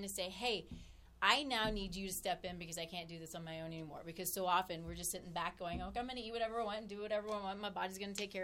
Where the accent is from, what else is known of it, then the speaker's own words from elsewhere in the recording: Texas, United States; moved away; I'm from Texas